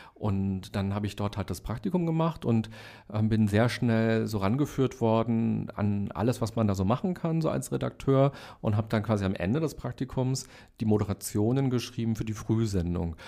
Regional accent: Berlin, Germany; also born or lived in Hellersdorf, Berlin; Ich bin in Weißensee aufgewachsen

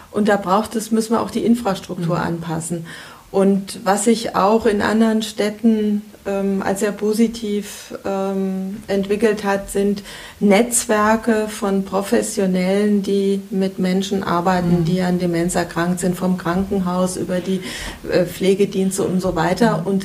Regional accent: Kassel, Hesse, Germany; Aber Kassel ist meine Heimat, ja.

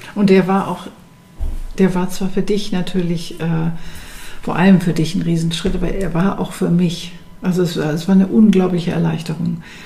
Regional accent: Berlin, Germany; Berlin ist meine Stadt und das ist meine Heimat und ich fühle das richtig innerlich und ich will da bleiben

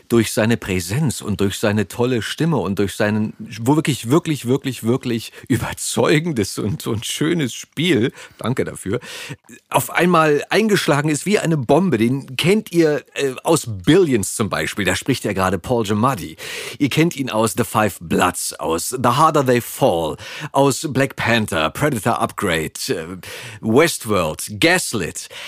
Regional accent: Berlin, Germany; also born or lived in Switzerland; geboren bin ich in Charlottenburg.

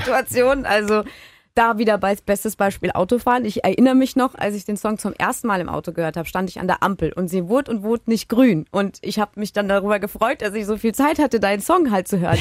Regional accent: Baden-Württemberg, Germany; bei uns in Baden-Württemberg

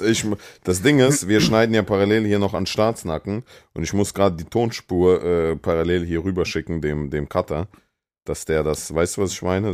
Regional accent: Germany; also born or lived in Russia; ich wohne seit ich sechs bin hier, fünf, sechs

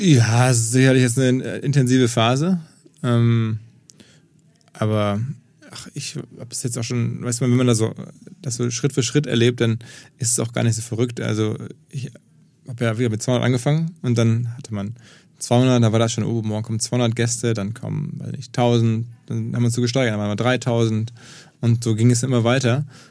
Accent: Essen, North Rhine-Westphalia, Germany; moved away as an adult; now in Hamburg, Germany; gebürtig aus Essen im Ruhrgebiet, seit über 20, ja, fast 20 Jahren jetzt hier, wie viele sind jetzt genau? 22 Jahre in Hamburg

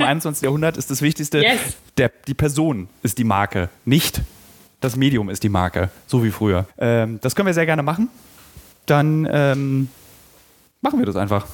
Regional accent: Berlin, Germany; als Berliner

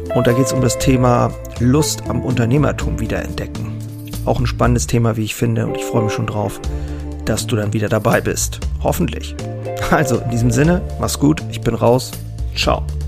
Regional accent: Germany; hier bei uns in Deutschland

